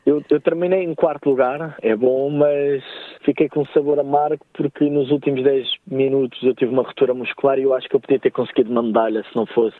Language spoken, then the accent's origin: Portuguese; Lisbon, Portugal; moved away as an adult; also born or lived in Manly, Sydney, Australia; now in Wollongong, Australia; eu cresci, pronto, em Lisboa, perto do mar